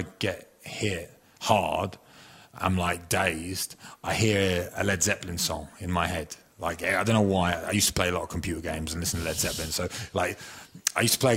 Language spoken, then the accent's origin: English; Chelmsford, East of England, United Kingdom; moved away; I was from Chelmsford in Essex